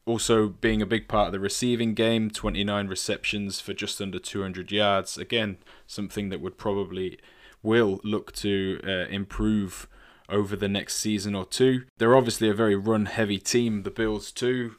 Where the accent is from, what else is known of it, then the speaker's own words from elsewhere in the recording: England, United Kingdom; as an Englishman